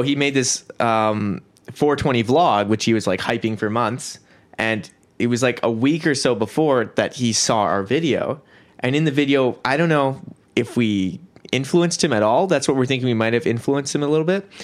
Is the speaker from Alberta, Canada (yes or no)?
no; Kelowna, British Columbia, Canada; I was born in Kelowna, and I guess yeah, we all went to the same elementary school, Watson Road